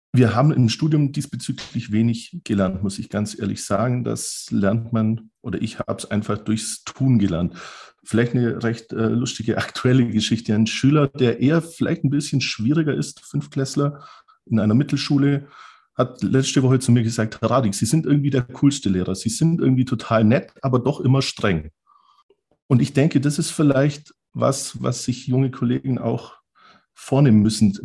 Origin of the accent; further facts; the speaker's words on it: Southern Germany, Germany; bei uns im Süden Deutschlands